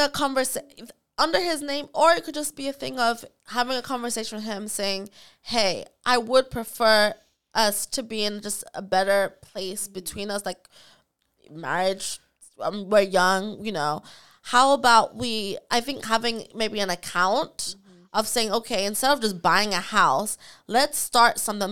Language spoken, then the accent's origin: English; Nottingham, East Midlands, United Kingdom; from Nottingham